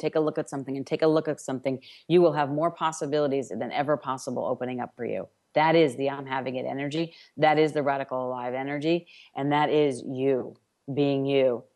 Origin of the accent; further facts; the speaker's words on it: New York, United States; I'm from New York